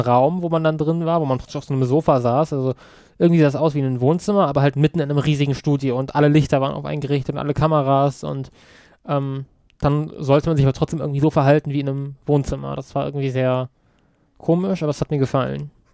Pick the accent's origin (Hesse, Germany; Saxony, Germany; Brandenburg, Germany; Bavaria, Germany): Hesse, Germany; Kassel; now in Berlin, Germany; Eigentlich aus Kassel, aber ich komme jetzt aus Berlin